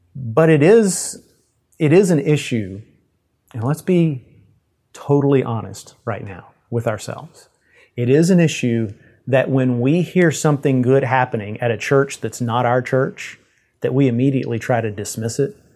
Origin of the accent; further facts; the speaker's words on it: Yoakum, Texas, United States; my hometown of Yoakum, Texas